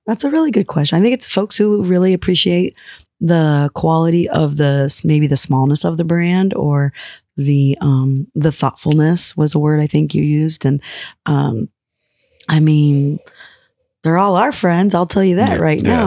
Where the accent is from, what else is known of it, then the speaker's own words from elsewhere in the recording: northeastern Ohio, United States; I'm from Ohio.